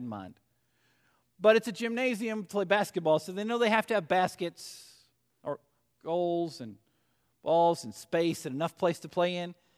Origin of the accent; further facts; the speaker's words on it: Arkansas, United States; We'll say it's Arkansas since I've picked up my home state for a little while.